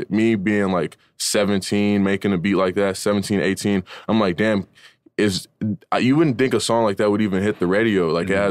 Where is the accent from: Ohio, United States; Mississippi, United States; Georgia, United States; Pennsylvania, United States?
Georgia, United States; Atlanta; So like I I ended up being born in Atlanta. Like I'm actually the only person in my family was born in Georgia. Like all my other families from like New York and California and stuff like that.